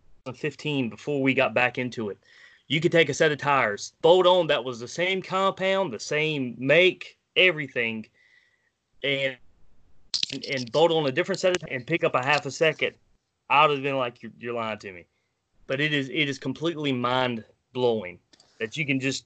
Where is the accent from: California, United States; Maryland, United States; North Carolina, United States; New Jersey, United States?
North Carolina, United States; Wilmington; I'm from Wilmington, North Carolina, born and raised